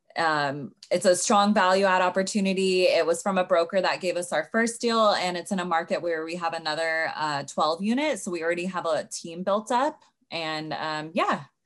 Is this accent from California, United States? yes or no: yes; Sacramento, California, United States; moved away as an adult; now in Los Angeles, United States; I'm originally from Sacramento